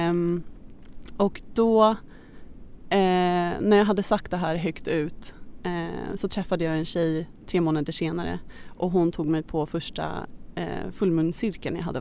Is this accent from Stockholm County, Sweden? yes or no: yes; Stockholm, Stockholm County, Sweden; also born or lived in Australia; Jag är 27 år gammal, född och uppvuxen här i Stockholm men jag är nyligen hemkommen från Australien där jag har bott i sju år.